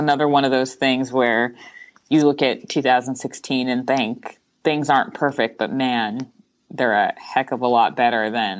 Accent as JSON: {"language": "English", "region": "California", "country": "United States", "said": "I'm a Californian"}